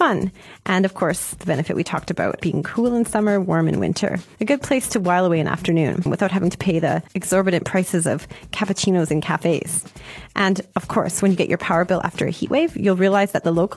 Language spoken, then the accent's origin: English; Canada; now in Shanghai, China; I'm too Canadian